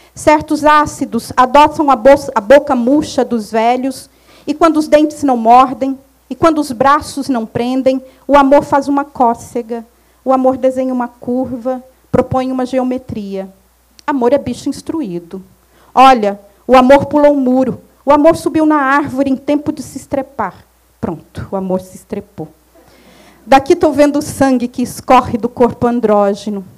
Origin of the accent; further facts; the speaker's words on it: Minas Gerais, Brazil; moved away; eu saí de Minas há muito tempo, mas Minas não sai de mim nunca